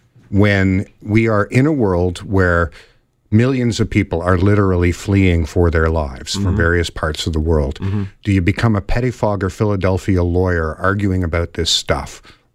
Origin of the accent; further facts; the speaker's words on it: Canada; And I think that's just sort of my duty as a Canadian.